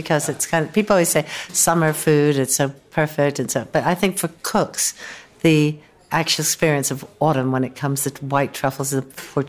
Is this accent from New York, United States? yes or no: yes; Woodstock, New York, United States; I grew up in Woodstock, New York, where Philip and his wife, Musa Meyer, were close friends of my parents.